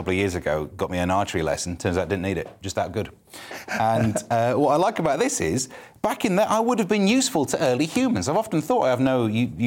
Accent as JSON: {"language": "English", "region": "East Midlands", "country": "United Kingdom", "said": "I'm from the East Midlands, but went to university in the West Midlands."}